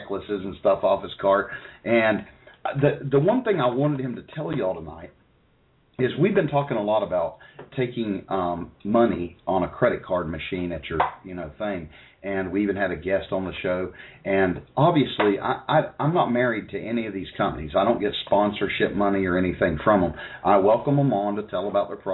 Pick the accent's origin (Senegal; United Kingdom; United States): United States; accent: hillbilly; my hillbilly accent